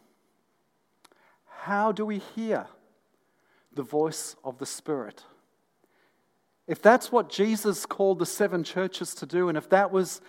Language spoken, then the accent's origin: English; North East England, United Kingdom; when I was a young boy, growing up in the northeast of England